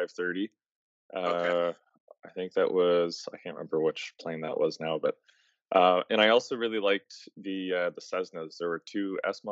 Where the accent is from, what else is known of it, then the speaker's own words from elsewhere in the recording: Moncton, New Brunswick, Canada; I'm from Moncton, New Brunswick, and I actually did my training in Moncton too